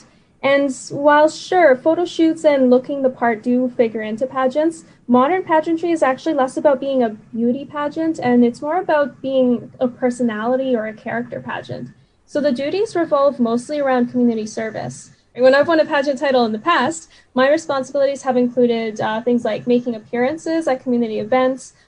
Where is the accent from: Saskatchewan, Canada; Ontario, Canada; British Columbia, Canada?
British Columbia, Canada; Vancouver; I actually immigrated here when I was 3 years old